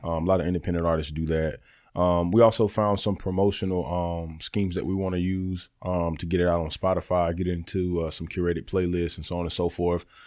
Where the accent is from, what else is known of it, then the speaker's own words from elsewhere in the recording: Birmingham, Alabama, United States; also born or lived in Youngstown, Ohio; I'm from Birmingham, Alabama. I was originally born in Youngstown, Ohio